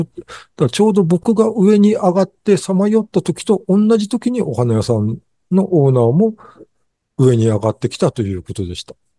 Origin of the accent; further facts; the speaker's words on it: Japan; せっかく日本に生まれたのに